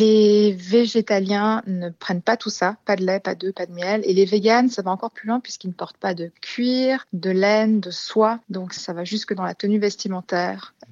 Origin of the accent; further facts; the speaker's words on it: China; Et c'est vrai bon, j'ai grandi en Chine euh, une, bonne partie de ma vie.